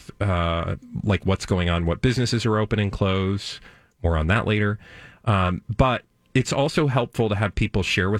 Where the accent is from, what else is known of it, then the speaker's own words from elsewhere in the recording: Minnesota, United States; as a Minnesotan